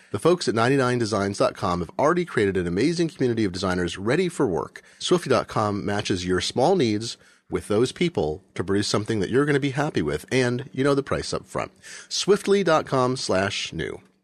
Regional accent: Eugene, Oregon, United States; I grew up in Eugene

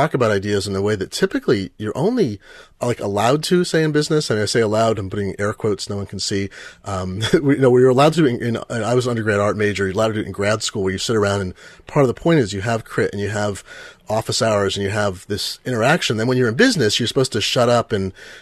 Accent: Eugene, Oregon, United States; I grew up in Eugene, Oregon, and everything was a collective

